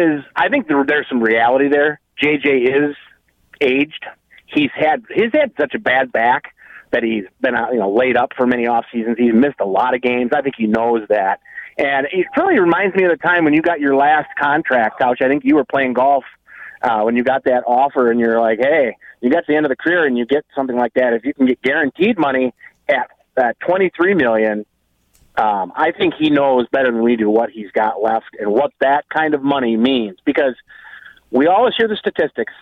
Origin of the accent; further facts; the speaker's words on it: Reedsburg, Wisconsin, United States; I'm from Reedsburg.